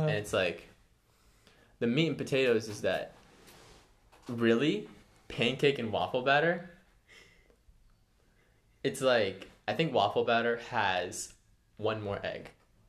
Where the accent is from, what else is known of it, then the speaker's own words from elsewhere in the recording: Canada; moved away; I'm Canadian, so we only have maple syrup from Canada.